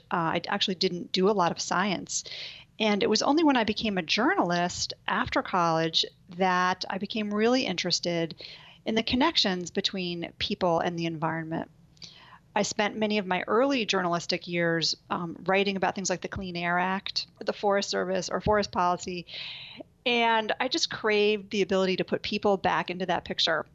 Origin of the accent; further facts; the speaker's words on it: New York City, New York, United States; moved away as an adult; also born or lived in Colorado / Boulder, Colorado; now in Washington, D.C., United States; growing up in New York City